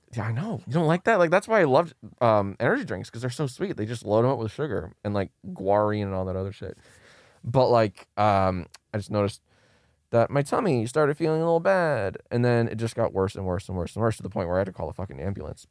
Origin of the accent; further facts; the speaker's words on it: Maryland, United States; moved away as an adult; now in Los Angeles, United States; I'm from Maryland, and I moved out here, uh, to L